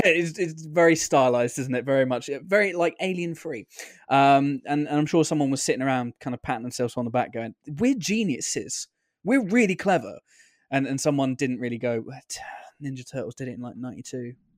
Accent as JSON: {"language": "English", "country": "United Kingdom", "said": "as a Brit"}